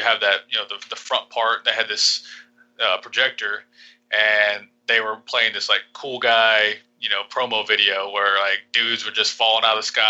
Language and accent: English; Vinita, Oklahoma, United States; moved away as an adult; now in Panama; a small town called Vinita